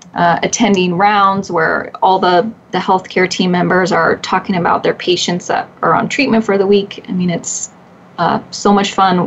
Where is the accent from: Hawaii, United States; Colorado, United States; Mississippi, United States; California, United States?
California, United States; Redding; moved away as an adult; also born or lived in Long Island, New York; now in Portland, United States; my hometown of Redding, California